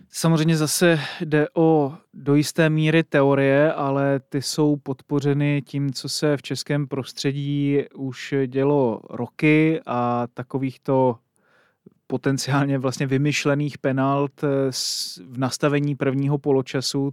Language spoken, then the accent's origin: Czech; Kroměříž, Zlín Region, Czechia; chodil eh, na gymnázium eh, ve svém rodném městě